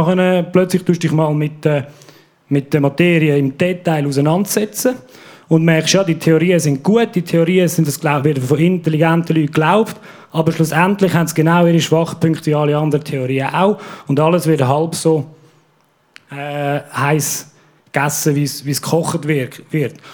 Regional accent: Aargau, Switzerland; Ja, ich bin äh, im Aargau aufgewachsen, oh. in einer christlich-konservativen Familie mit sechs Kindern.

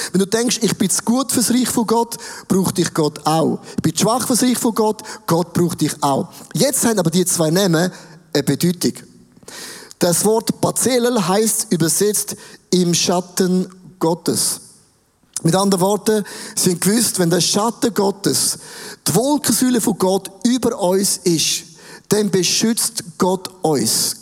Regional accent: Switzerland; uns, der Schweiz

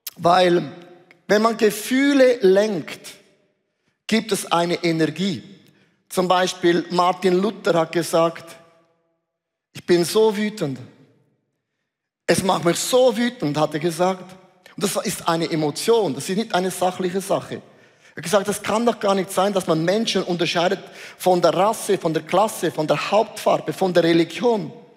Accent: Switzerland

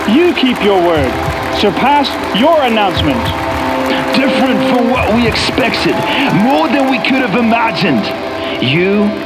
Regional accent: Basel, Basel-Stadt, Switzerland; Äh, ich komme aus Basel, ich bin da 15 Jahre lang Pastor im ICF in Basel gewesen

